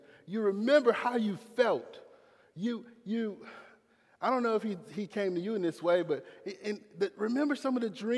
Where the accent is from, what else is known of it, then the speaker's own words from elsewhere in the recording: Clinton, United States; I'm from Clinton. I'm public school education.